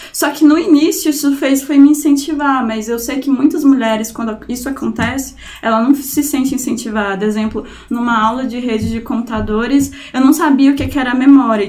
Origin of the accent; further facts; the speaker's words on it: Anápolis, Goiás, Brazil; Eu sou de Anápolis, né? Não sou de Goiânia